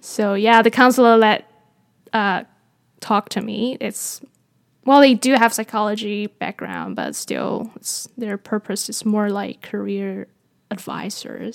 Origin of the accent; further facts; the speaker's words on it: Taiwan; moved away; I was born in Taiwan, and I grew up in Taiwan.